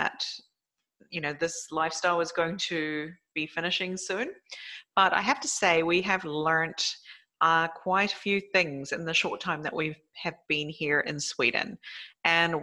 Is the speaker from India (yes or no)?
no; South Island of New Zealand, New Zealand; now in Japan; my childhood in New Zealand, because that's mainly what we have as nature. And especially where I grew up down in the South Island of New Zealand